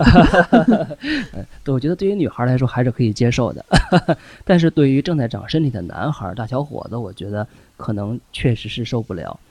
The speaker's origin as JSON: {"language": "Chinese", "country": "China", "said": "我们中国人"}